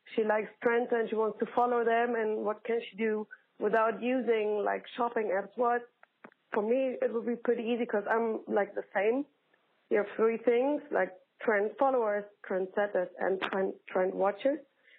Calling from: Amsterdam, North Holland, Netherlands; And, yes, I'm calling from Amsterdam, like from Holland to America, but I don't care.

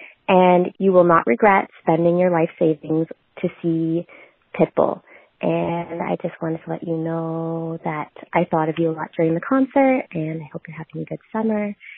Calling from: Ottawa, Ontario, Canada; I'm calling from Ottawa, Canada.

